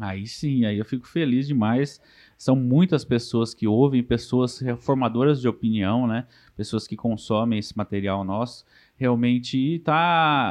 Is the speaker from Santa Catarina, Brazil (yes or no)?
no; Mato Grosso, Brazil; now in Marília, Brazil; eu sou mato-grossense, como todo mundo já sabe, nascido no Mato Grosso